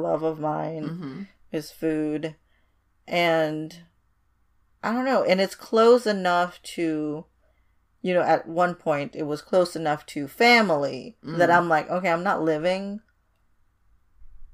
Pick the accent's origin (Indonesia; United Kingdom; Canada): Indonesia; moved away; I was brought up in Indonesia, which is adjacent to it. And my family's heritage is Chinese